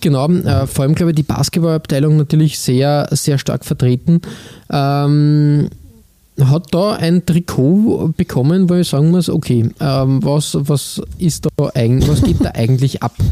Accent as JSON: {"language": "German", "country": "Austria", "said": "bei uns in Österreich"}